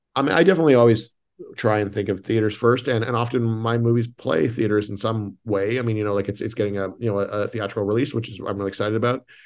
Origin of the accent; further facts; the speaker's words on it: Canada; moved away; I'm Canadian